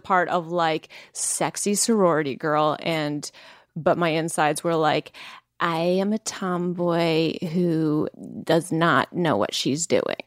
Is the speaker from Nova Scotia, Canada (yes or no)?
no; Langley, British Columbia, Canada; I am from Langley.